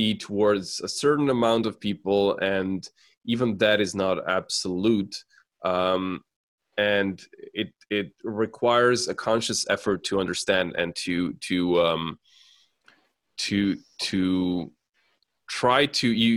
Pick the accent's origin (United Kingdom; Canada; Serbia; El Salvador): Serbia; I grew up in Serbia